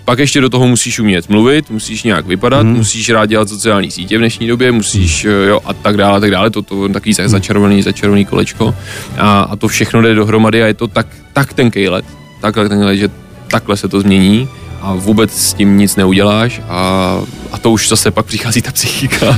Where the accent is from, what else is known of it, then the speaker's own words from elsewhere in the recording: Czechia; já furt jsem Čech, jsem hrdý Čech a mm. chci zůstat v České republice